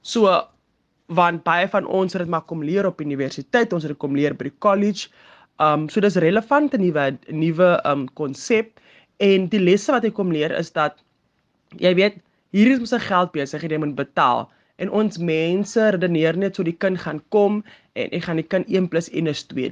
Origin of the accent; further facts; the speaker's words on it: Atlantis, Western Cape, South Africa; Ek is van 'n ek sal sê klein dorpie, maar ek is van Atlantis